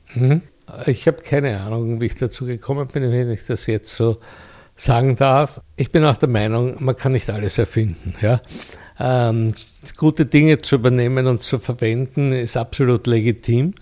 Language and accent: German; Vienna, Austria; hier in Wien loziert und meiner Heimatstadt. Hier bin ich auch aufgewachsen